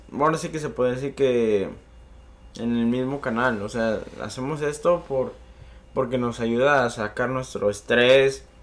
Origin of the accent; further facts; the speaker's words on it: Michoacán, Mexico; Yo soy de Michoacán.